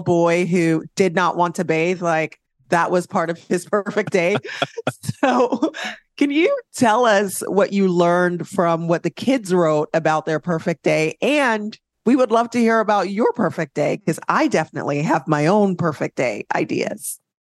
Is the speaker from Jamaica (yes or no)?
yes; Jamaica; I'm Jamaican